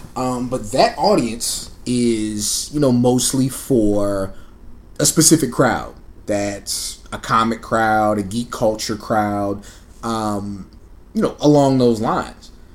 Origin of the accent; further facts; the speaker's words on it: San Antonio, Texas, United States; also born or lived in Camp Springs, Maryland; now in Austin, United States; I'm was born in Camp Springs, Maryland. I grew up in San Antonio, Texas, and I currently reside in Austin, Texas.